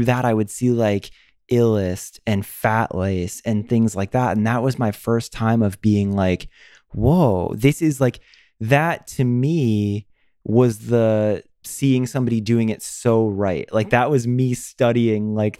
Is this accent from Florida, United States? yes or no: yes; Florida, United States; me growing up in Florida